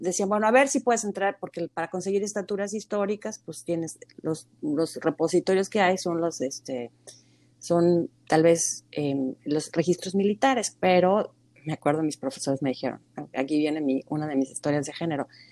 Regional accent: Mexico; moved away as an adult; creciendo en México

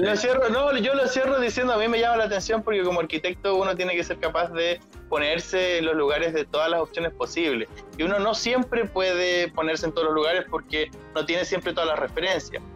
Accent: Chile; first language Spanish; yo nací en Chile

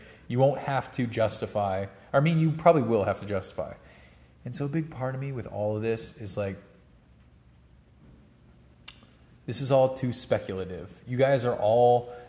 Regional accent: Georgia, United States; moved away as an adult; now in Colorado, United States; growing up in Georgia

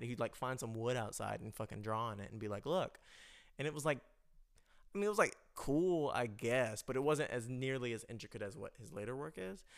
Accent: United States; I'm American, we in America

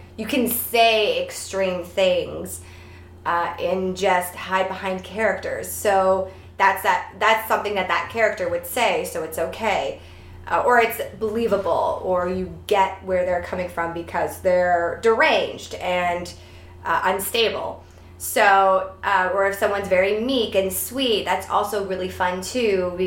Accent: Toronto, Ontario, Canada; I'm from Toronto

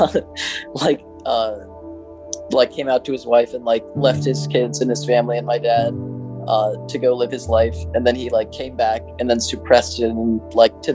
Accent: Lincoln, Nebraska, United States; I currently live in Lincoln and I've lived here all my life as well

